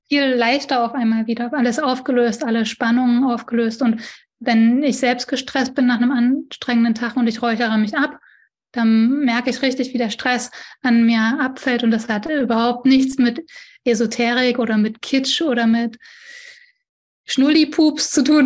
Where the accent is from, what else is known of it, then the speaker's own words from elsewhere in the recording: East Germany, Germany; Ich bin auch ein Ossi